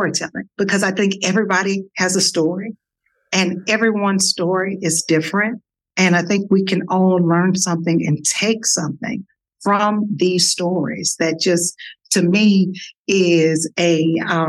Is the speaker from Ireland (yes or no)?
no; Dallas, Texas, United States; accent: Texas; moved away; also born or lived in Washington, District of Columbia, United States; this girl from Dallas, Texas, with a Texas accent that I'm sure you all can hear